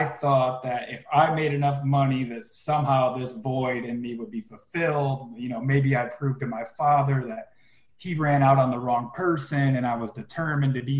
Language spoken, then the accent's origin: English; Flint, Michigan, United States; I was born in Flint, Michigan